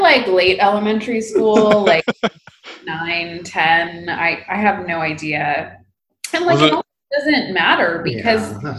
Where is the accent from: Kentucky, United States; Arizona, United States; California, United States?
California, United States; I grew up in California. My parents are from India, from Delhi specifically